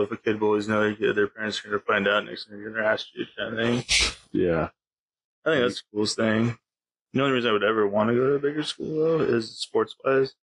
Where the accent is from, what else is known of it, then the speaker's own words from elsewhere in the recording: Morton, Washington, United States; also born or lived in Gulfport, Mississippi; now in Adna, United States; Morton, Washington. I lived there till freshman year. And then after that, my mom and or my siblings we moved out here to Adna.